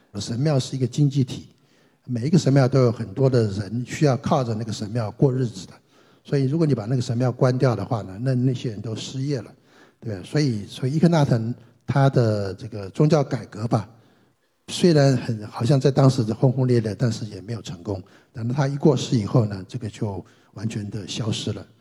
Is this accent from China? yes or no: yes; China; 我们中国人的这个所谓的灵魂观